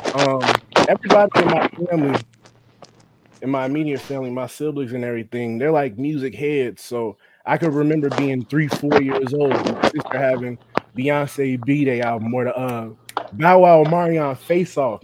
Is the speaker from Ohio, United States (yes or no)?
yes; Cincinnati, Ohio, United States; also born or lived in Norwood, Ohio; I'm growing up on the east side, Pleasant Ridge to be exact, the edge of Pleasant Ridge